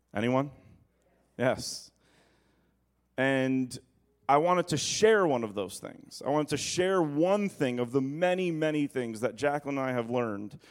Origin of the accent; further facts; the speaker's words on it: Peekskill, New York, United States; when I was growing up in the Peekskill Assembly of God